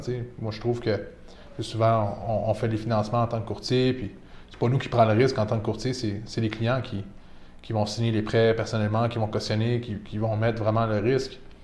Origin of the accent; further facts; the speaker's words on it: Laval, Quebec, Canada; also born or lived in Toronto; je suis né à Laval, grandi à Laval